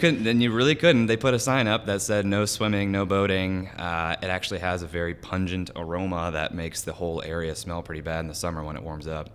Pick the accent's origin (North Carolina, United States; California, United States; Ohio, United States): Ohio, United States; Celina; I am from West Central Ohio, a little farm town called Salina